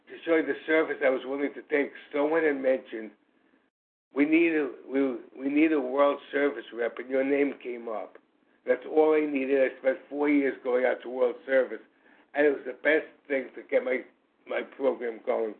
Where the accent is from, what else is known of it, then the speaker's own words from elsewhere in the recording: New York City, New York, United States; I am from New York City, obviously East Coast